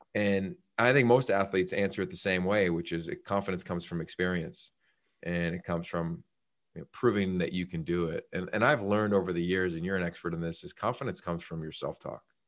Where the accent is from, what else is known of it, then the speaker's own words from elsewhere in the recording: Northeastern Pennsylvania, United States; moved away as an adult; also born or lived in Pittsburgh / Australia; growing up in Northeastern Pennsylvania, which is a pretty conservative community